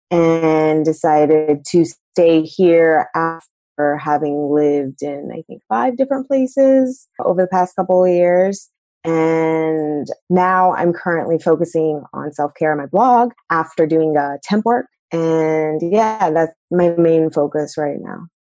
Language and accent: English; North Carolina, United States; moved away; also born or lived in Iowa / California / St. Louis / Kansas City; I went to law school in Iowa. And while I was there, I had to figure out what bar I was going to take. And I didn't want to stay in Iowa. I'm actually originally from North Carolina